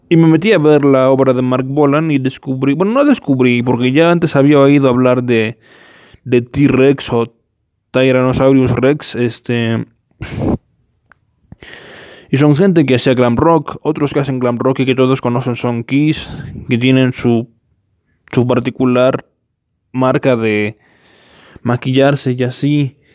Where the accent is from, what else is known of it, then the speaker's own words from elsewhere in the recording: Mexico; Eh, ustedes disculparán, soy mexicano.